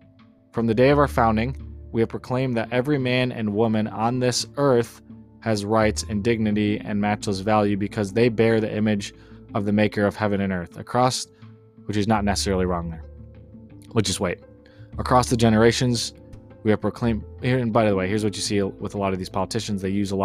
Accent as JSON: {"language": "English", "country": "United States"}